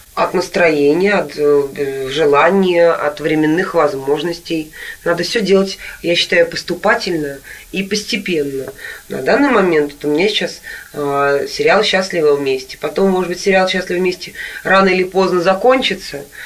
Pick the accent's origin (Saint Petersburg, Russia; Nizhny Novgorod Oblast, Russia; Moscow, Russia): Nizhny Novgorod Oblast, Russia; Nizhny Novgorod; moved away; Я сама когда-то в детстве в Нижнем Новгороде жила в такой двухэтажной квартире